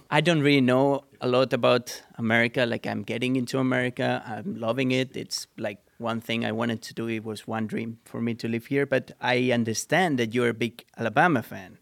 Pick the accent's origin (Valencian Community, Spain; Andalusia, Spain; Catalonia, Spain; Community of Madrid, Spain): Catalonia, Spain; Sant Antoni de Vilamajor; English is a second language; moved away; I'm from a small town. I'm not from Barcelona City. I'm from a small town. And on that town, there was a small go-karting track